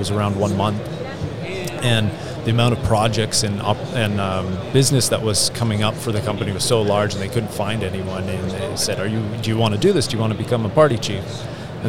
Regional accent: Canada; the local trade school in the city close to where I grew up in Canada, which is where I'm from

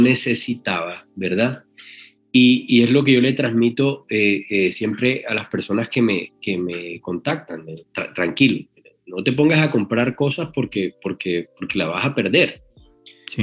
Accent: El Banco, Magdalena, Colombia; also born or lived in Barranquilla; nací en el Banco Magdalena, pueblo del, del, del, Magdalena, muy, muy cerca a Santa Marta

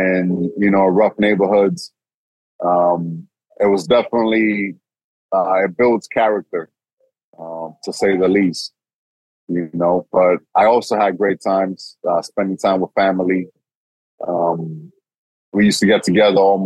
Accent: New York City, New York, United States; first language Spanish; English is a second language; also born or lived in Santiago, Dominican Republic; I grew up in Washington Heights

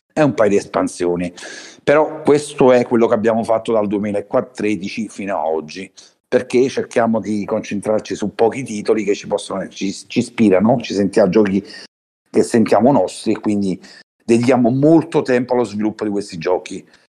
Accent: Naples, Campania, Italy; da Napoli

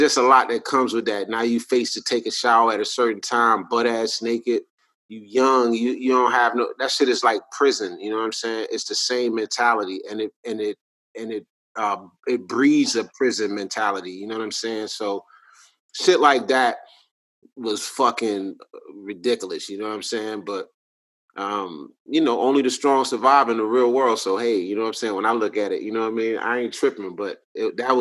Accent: Alabama, United States; moved away; also born or lived in Atlanta; I'm from Alabama originally

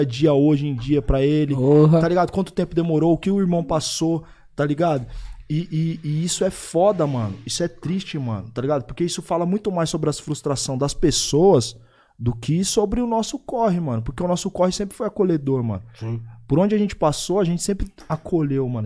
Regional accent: Osasco, São Paulo, Brazil; also born or lived in Bauru; sou de Bauru também. Sou de Osasco, sou de Bauru. Tenho dupla regionalidade

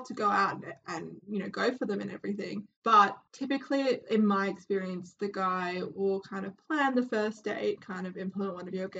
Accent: Australia; we're from Australia

